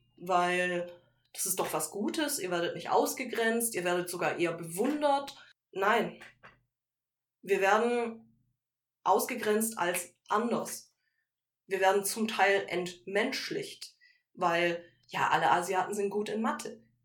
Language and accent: German; Germany; also born or lived in Malaysia; ich bin in Deutschland groß geworden